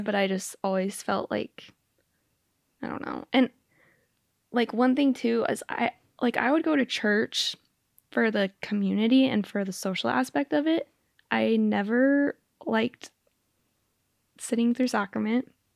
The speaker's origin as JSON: {"language": "English", "town": "Spokane", "region": "Washington", "country": "United States", "tie": "born or raised there", "also_born_or_lived": "Utah", "moved": "as an adult", "said": "I grew up in Spokane"}